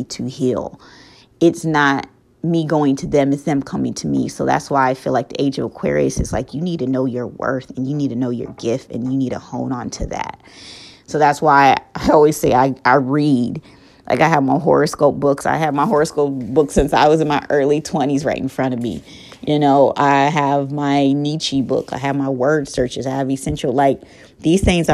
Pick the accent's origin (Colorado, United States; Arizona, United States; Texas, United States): Colorado, United States; moved away as an adult; now in North Carolina, United States; I'm from Colorado, born and raised